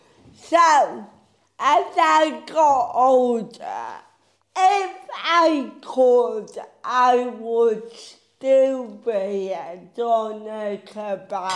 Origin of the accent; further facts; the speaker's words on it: Bridlington, Yorkshire and the Humber, United Kingdom; also born or lived in Huddersfield; growing up in Bridlington